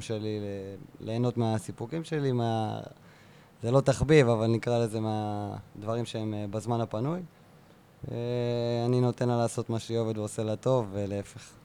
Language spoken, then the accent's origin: Hebrew; Beersheba, Southern District, Israel; also born or lived in central Israel; now in Kibbutz Ruhama, Israel; אני באר שבעי, כן. גדלתי בנווה זאב